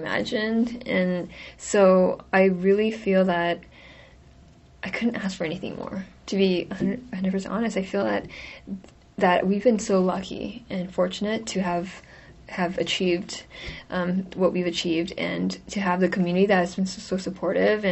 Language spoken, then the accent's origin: English; California, United States; moved away as an adult; also born or lived in Seoul, South Korea; now in New York, United States; growing up in California, I didn't really have many Asian role models